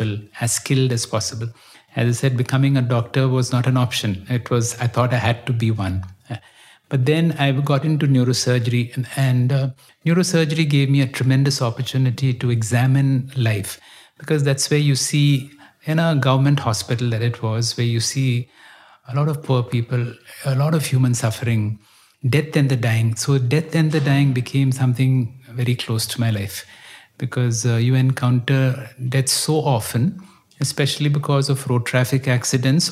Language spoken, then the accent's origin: English; Bangalore, Karnataka, India; I grew up in Bangalore.